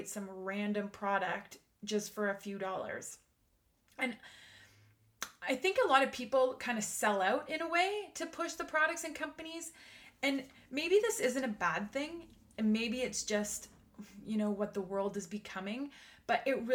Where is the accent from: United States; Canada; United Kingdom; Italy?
Canada; I am Canadian